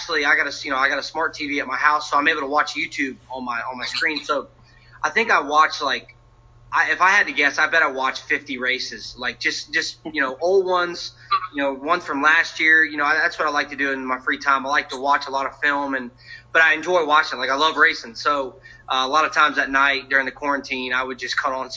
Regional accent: Colonial Heights, Virginia, United States; moved away; I'm from Colonial Heights, Virginia, so I'm a Virginia boy

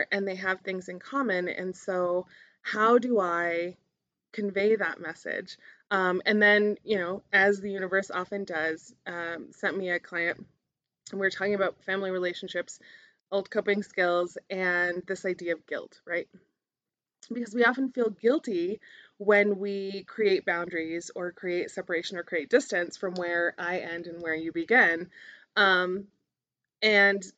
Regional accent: Albuquerque, New Mexico, United States; growing up in Albuquerque in the South Valley

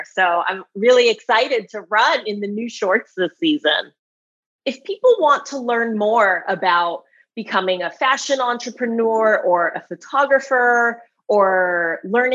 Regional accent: East Coast, United States; moved away as an adult; now in California, United States; I'm originally from the East Coast. But okay, but I've been in California for about 9 years now

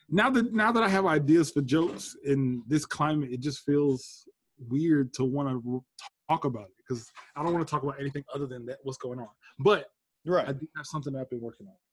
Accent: New Jersey, United States; I'm a I'm a Baptist from Jersey.

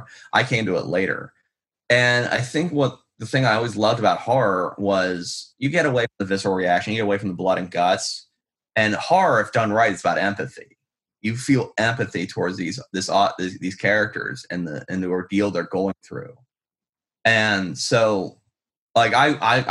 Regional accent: Pittsburgh, Pennsylvania, United States; moved away; I'm from Pittsburgh, Pennsylvania originally, so it's moderately sized city.

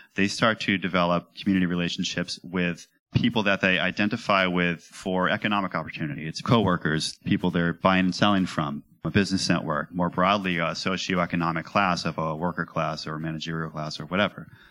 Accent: Nashua, New Hampshire, United States; growing up in Nashua, New Hampshire, at Christmas time

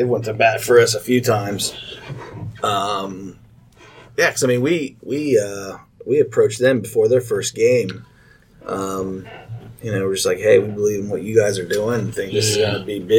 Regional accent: St. Bernard, Ohio, United States; I grew up in St. Bernard.

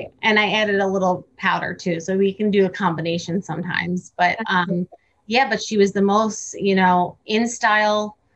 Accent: Cranford, New Jersey, United States; I grew up in Cranford. Oh. Which is New Jersey as well.

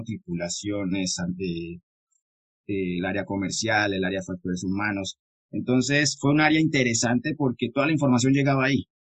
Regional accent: San Andrés, San Andrés, Providencia and Santa Catalina, Colombia; soy de Colombia. Vengo de la hermosa isla de San Andrés.

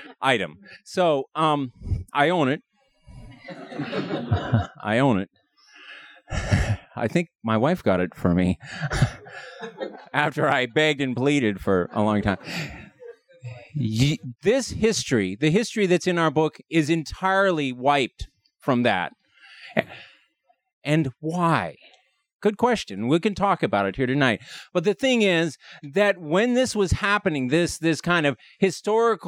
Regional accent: Montana, United States; now in Washington, D.C., United States; I grew up in Montana.

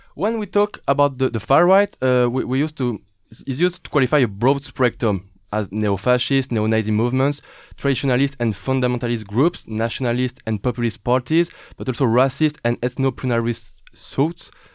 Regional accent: France; accent: French; English is a second language; my French accent

